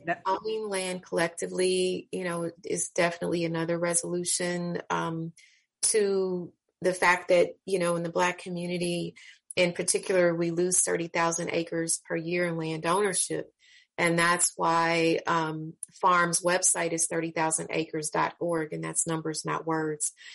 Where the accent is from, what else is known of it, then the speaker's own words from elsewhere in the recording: Kansas City, Missouri, United States; I'm again born and raised in Kansas City, Missouri.